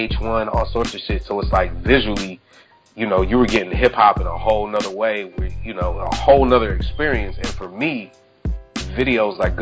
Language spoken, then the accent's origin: English; Minneapolis, Minnesota, United States; I'm from Minneapolis